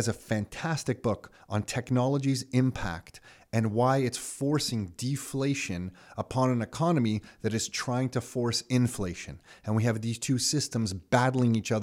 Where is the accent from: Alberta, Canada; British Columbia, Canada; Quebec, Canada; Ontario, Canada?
Ontario, Canada; Mississauga; also born or lived in Toronto; I was actually born in Toronto, but Nick and I both born in Toronto, but quickly moved to Mississauga.